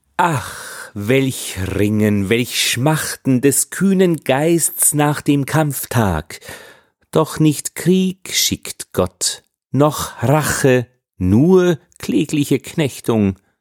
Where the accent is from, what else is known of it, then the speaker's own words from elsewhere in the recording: Austria; als Österreicher